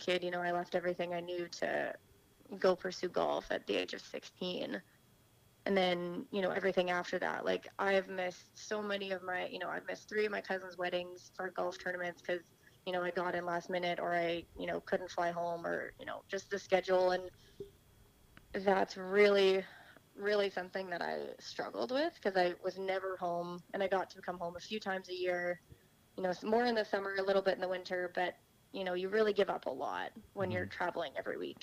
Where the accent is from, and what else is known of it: Saskatchewan, Canada; moved away as an adult; also born or lived in Orlando, Florida / Tulsa